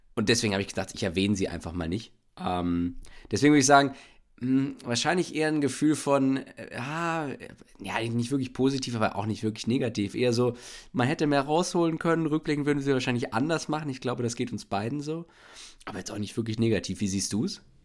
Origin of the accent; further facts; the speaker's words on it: Bielefeld, North Rhine-Westphalia, Germany; now in Berlin, Germany; ich bin aus Bielefeld, lebe in Berlin